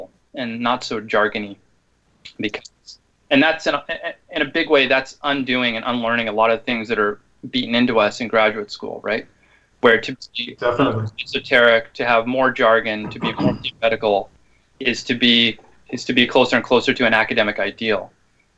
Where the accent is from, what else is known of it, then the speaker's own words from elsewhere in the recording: Seattle, Washington, United States; my hometown of Seattle, Washington